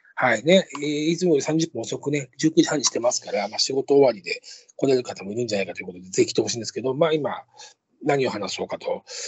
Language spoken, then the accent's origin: Japanese; Tokorozawa, Saitama, Japan; moved away as an adult; also born or lived in Akabane, Tokyo / Kiyose, Tokyo; 隣の所沢市に引っ越す。で、そこで、二十歳まで過ごすんですけど